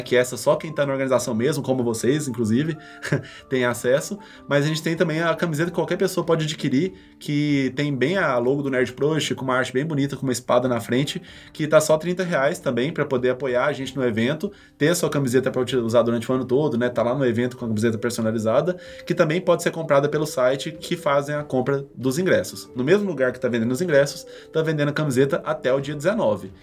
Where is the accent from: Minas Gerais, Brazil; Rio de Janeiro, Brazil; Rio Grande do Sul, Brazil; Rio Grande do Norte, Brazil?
Minas Gerais, Brazil; Abaeté; moved away; lá de Abaeté, que é a cidade de onde eu vim, com 25 mil habitantes